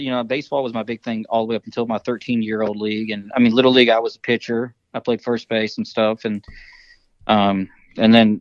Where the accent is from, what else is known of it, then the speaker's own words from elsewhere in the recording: Kentucky, United States; also born or lived in Virginia; he was living in Virginia where I was born because he worked at Fort Lee for the defense commissary agencies. And, so once I moved away from there, my mom and I come back to Kentucky. We lived here until right through my freshman year in high school